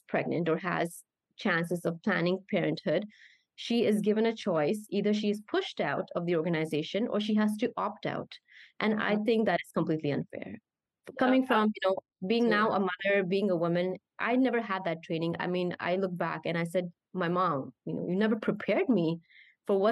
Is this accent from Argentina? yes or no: no; Canada; moved away as an adult; I grew up as a Canadian, my mentality or my mindset would be very Canadian